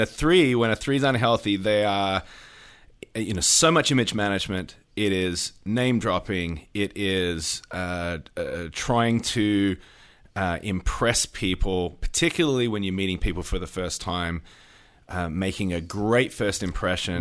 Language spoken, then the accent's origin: English; Australia; now in United States; I'm an Australian